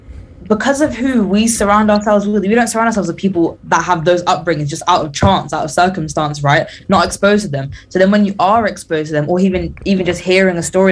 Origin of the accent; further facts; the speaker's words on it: London, United Kingdom; accent: British; London. And they were like, oh. And we're like, yep, from the UK, mate, British accent.